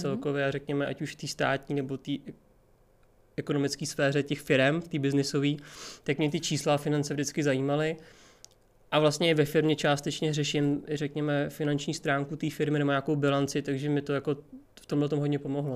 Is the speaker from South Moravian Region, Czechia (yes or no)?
no; Prague, Czechia; tak jsem z Prahy, narodil jsem se v Praze, žiju celý život v Praze.